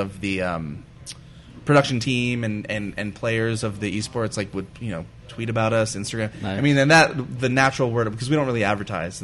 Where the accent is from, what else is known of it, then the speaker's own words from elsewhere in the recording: Glendale, California, United States; I grew up in Glendale.